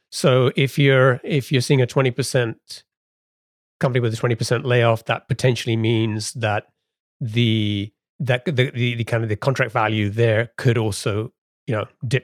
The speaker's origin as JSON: {"language": "English", "region": "England", "country": "United Kingdom", "tie": "born or raised there", "moved": "yes", "lives_now": "United States", "said": "growing up in England"}